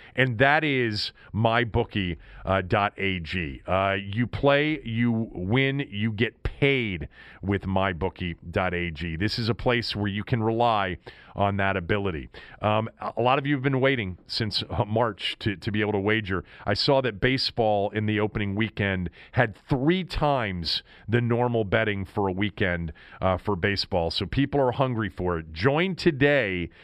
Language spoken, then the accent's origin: English; Washington, District of Columbia, United States; That's my city. That's my hometown